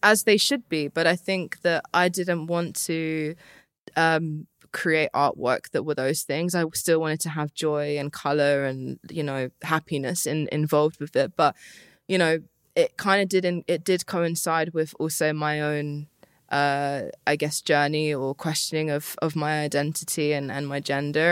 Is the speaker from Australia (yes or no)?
no; Luton, East of England, United Kingdom; also born or lived in Harpenden / London; I grew up in Luton. I went to school in Harpenden